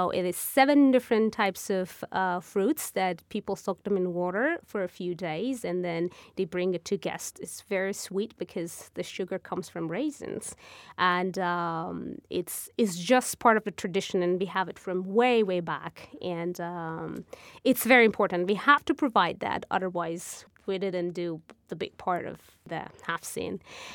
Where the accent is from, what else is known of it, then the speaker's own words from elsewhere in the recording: Kabul, Afghanistan; first language Persian (Farsi/Dari); English is a second language; moved away as an adult; now in United States; I'm from Afghanistan, and my mother language is Farsi